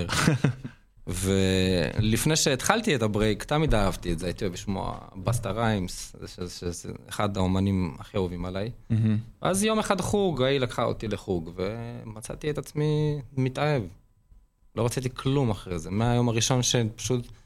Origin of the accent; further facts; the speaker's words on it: Lod, Central District, Israel; אחי, אני בן 33, גדלתי בלוד, עברתי לצפון לפני שש שנים.